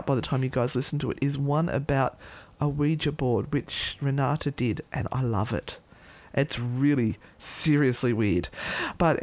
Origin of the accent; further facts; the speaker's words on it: Australia; accent: Aussie; It's my Aussie accent.